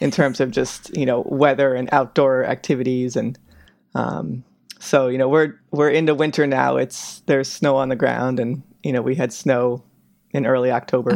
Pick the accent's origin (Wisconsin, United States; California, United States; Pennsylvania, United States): California, United States; Bay Area, Northern; moved away as an adult; also born or lived in Chicago / Seattle / Pittsburgh; now in Anchorage, United States; I'm originally from Northern California, the Bay Area